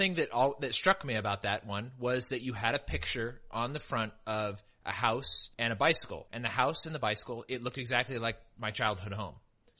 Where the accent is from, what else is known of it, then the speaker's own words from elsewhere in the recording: the foothills near Sacramento, California, United States; because I grew up in the foothills near Sacramento and had some sort of connection to that area